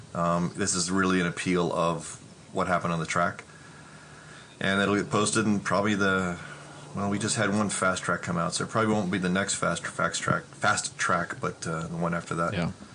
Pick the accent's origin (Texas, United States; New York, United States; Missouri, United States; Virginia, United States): Texas, United States; also born or lived in Louisiana; now in Connecticut, United States; I'm from Texas. My family's from Louisiana